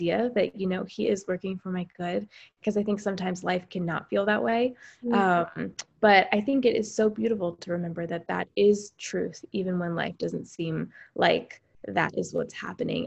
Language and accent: English; Pennsylvania, United States; I'm from Pennsylvania.